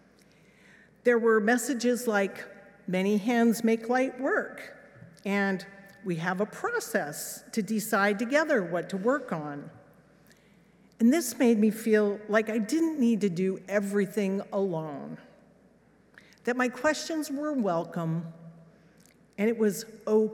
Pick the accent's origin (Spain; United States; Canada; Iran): United States; Los Alamos, New Mexico; moved away; also born or lived in England; This was my hometown